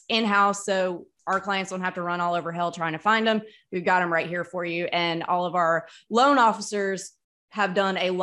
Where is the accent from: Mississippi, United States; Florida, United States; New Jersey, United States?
Mississippi, United States; moved away; I grew up in Mississippi